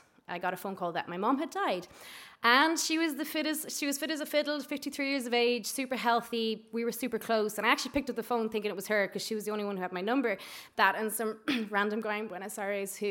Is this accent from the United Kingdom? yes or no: no; Ireland; also born or lived in Spain; we're from Ireland